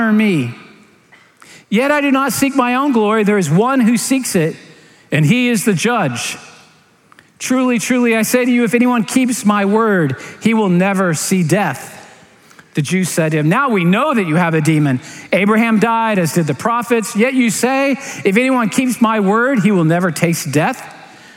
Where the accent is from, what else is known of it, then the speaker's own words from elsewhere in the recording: Clearwater, Florida, United States; I grew up in Clearwater, St. Petersburg area